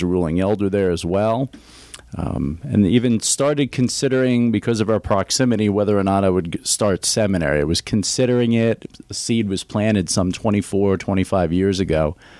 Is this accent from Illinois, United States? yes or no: no; New York City, New York, United States; moved away as an adult; also born or lived in suburbs of Philadelphia; now in Greenville, United States; I grew up in New York City.